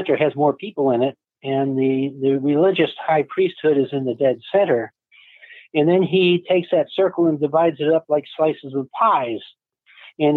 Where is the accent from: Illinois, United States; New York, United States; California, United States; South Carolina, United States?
New York, United States; Rochester; now in Ohio, United States; I grew up in Rochester, New York